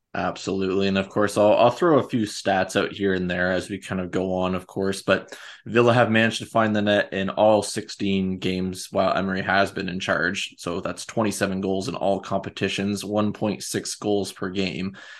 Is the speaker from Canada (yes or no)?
yes; Canada; being Canadian